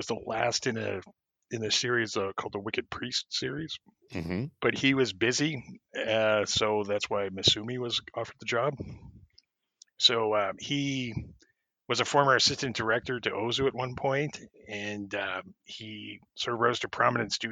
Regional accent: Canada; I'm Canadian

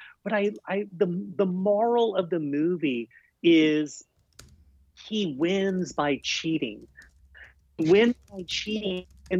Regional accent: South Carolina, United States; moved away as an adult; also born or lived in New York; I'm from South Carolina

